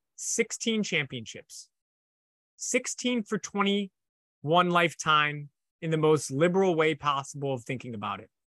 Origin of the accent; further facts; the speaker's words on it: Chicago, Illinois, United States; I'm a Chicago guy